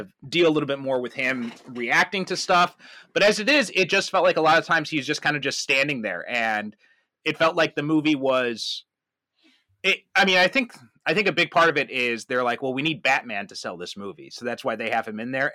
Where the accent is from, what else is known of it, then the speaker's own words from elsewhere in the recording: Chicago, Illinois, United States; moved away as an adult; also born or lived in Skokie; now in Japan; I'm from, uh, the Chicagoland area